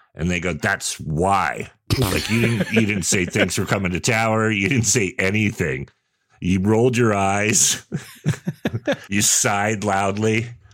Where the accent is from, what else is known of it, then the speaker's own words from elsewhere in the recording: Sonoma, California, United States; also born or lived in Redwood City, California / San Jose, California; I grew up in Redwood City and San Jose first. So by the time I moved to Sonoma